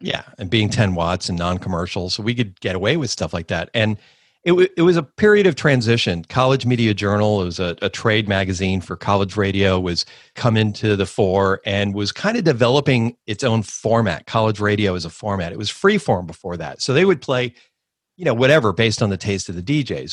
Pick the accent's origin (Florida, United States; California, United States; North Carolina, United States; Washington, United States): Florida, United States; Miami; born or raised there; also born or lived in Coral Gables